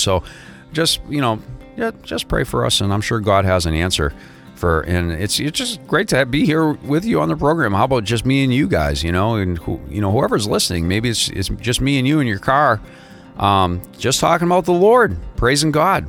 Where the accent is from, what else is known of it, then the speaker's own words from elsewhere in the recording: New England, United States; now in South Florida, United States; I'm originally from New England